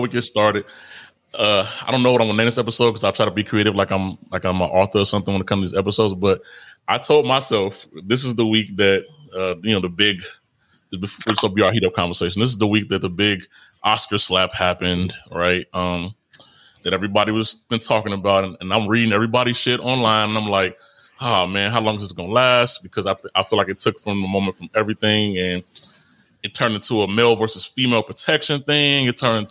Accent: Chicago, Illinois, United States; I'm from Chicago

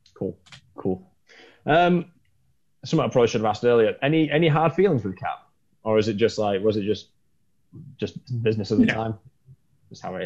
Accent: England, United Kingdom; being English

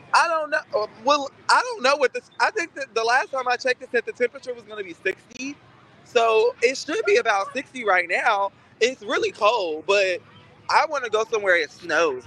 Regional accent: Fort Lauderdale, Florida, United States; now in Jacksonville, United States; I am from Fort Lauderdale, Florida

